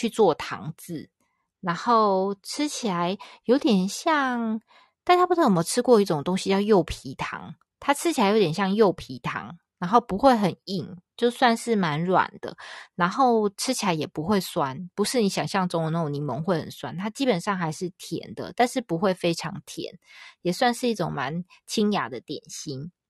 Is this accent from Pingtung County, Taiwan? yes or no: no; Hsinchu, Taiwan; 因为其实我是新竹人，然后竹签饼的外观跟这个其实很像诶。